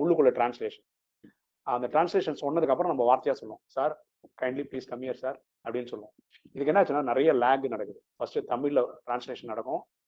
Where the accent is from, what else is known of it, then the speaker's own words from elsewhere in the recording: Chennai, Tamil Nadu, India; first language Malayalam; Tamil is a second language; நான் சென்னையில் தான் பிறந்து வளர்ந்தேன்